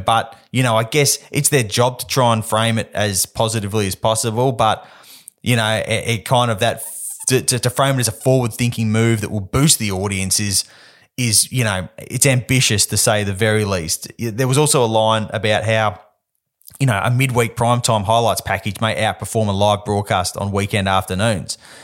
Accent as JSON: {"language": "English", "town": "Perth", "region": "Western Australia", "country": "Australia", "tie": "born or raised there", "said": "I grew up in Perth"}